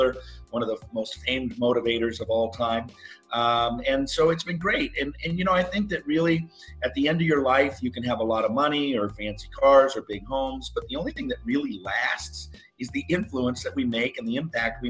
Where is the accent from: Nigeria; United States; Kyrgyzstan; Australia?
United States; Seattle, Washington; I grew up in the Seattle area